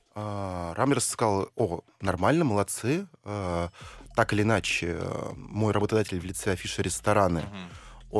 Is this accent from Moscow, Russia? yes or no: no; Saint Petersburg, Russia; родился в Ленинграде, э, учился в самом центре и жил в самом центре